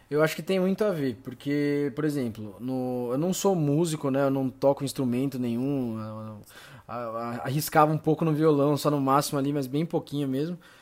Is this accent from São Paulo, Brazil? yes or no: yes; São Caetano do Sul, São Paulo, Brazil; sou de São Caetano